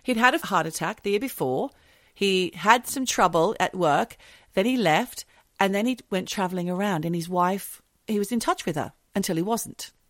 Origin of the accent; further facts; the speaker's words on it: London, United Kingdom; I'm a Londoner